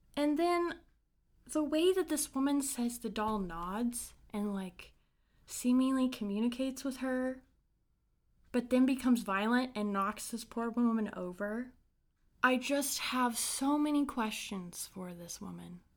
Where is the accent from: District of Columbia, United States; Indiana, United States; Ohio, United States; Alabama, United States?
Indiana, United States; Brown County; I grew up in a small town in Indiana called Brown County.